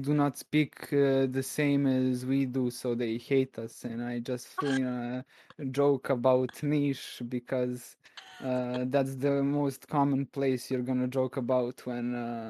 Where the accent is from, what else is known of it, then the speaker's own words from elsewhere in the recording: Belgrade, Serbia; I am from Belgrade.